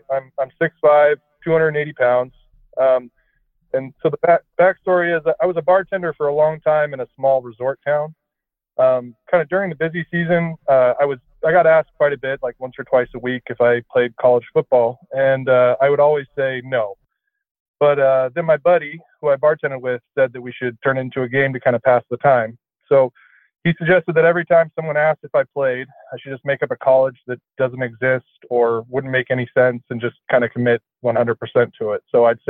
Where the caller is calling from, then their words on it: Seattle, Washington, United States; I'm 35 years old, and I'm calling from Seattle.